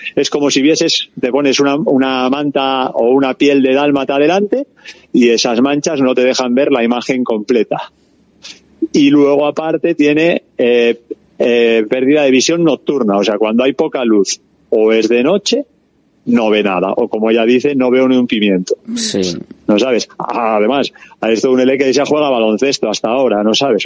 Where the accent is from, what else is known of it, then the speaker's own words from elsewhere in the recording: Cáceres, Extremadura, Spain; moved away; also born or lived in Biscay; yo soy de Cáceres